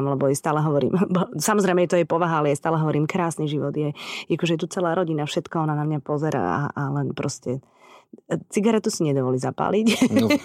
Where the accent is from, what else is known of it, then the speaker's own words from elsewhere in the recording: Žilina, Žilina Region, Slovakia; Tak pre mňa už je Poprad východ. Ja som Žilinčanka